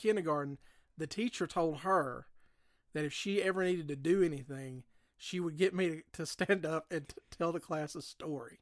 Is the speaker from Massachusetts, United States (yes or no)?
no; Cullman, Alabama, United States; moved away; I'm a native of Coleman, Alabama, which is south of here